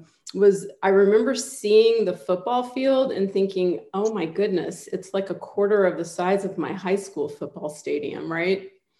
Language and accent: English; Dallas, Texas, United States; also born or lived in Houston / Austin / Boston; I was born in Houston, but raised in Dallas, and I have a lot of family in Houston.